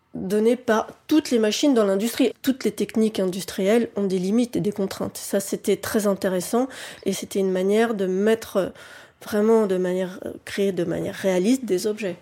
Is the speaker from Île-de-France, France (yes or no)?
yes; Paris, Île-de-France, France; j'ai grandi à Paris, que c'est mon habitat naturel